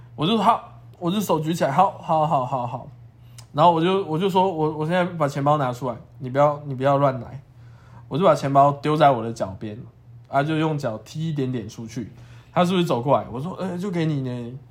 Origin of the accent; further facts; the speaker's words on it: Taiwan; 我是台湾人嘛